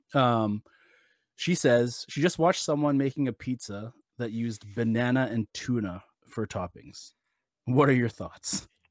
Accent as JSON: {"language": "English", "country": "Canada", "said": "I personally, as a Canadian"}